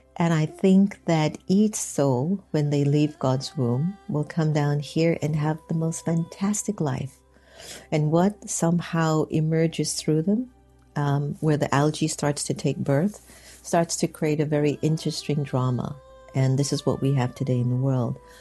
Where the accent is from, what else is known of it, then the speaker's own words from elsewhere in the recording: United States; growing up a non Hindu, second generation Indian American in the United States